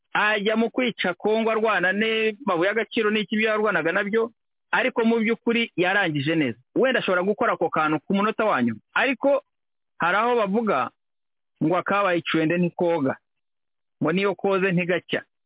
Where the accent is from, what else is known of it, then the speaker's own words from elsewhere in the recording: Rwanda; twebwe nk'abanyarwanda